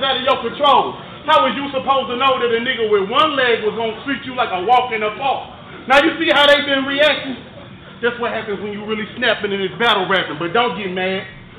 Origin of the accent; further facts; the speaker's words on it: Memphis, Tennessee, United States; Cause you know I'm from Memphis.